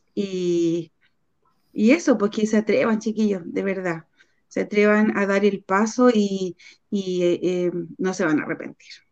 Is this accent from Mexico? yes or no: no; Puente Alto, Santiago Metropolitan Region, Chile; soy de Puente Alto